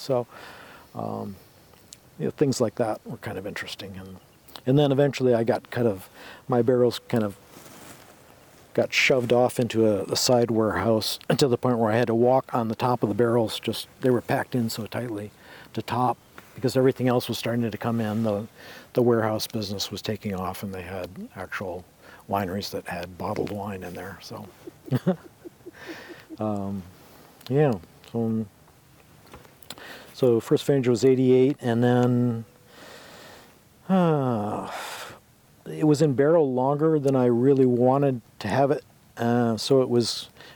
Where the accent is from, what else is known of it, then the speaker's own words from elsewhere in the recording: East Lansing, Michigan, United States; moved away as an adult; also born or lived in Alaska; now in Oregon, United States; Born and raised in Lansing, East Lansing, Michigan